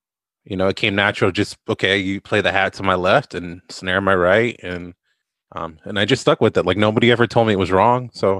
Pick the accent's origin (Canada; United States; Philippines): United States; West Covina, California; moved away as an adult; also born or lived in La Puente; now in Thailand; I'm originally from West Covina, La Puente, living right on the border between the two. Going back and forth every couple of years.